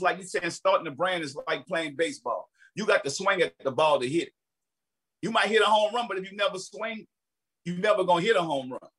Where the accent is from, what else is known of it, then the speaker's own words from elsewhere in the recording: New Orleans, Louisiana, United States; Me growing up in New Orleans